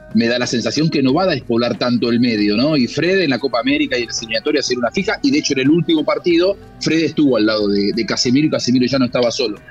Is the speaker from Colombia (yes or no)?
no; Argentina; soy argentino